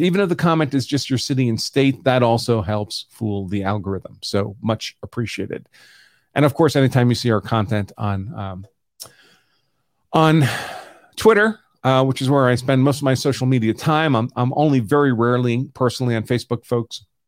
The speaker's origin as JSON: {"language": "English", "town": "New York City", "region": "New York", "country": "United States", "tie": "born or raised there", "said": "I grew up in New York City"}